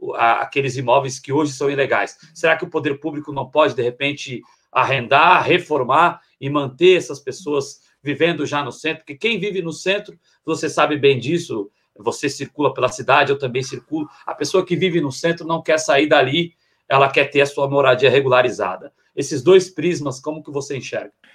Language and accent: Portuguese; São Paulo, Brazil; Eu sou de Guaianazes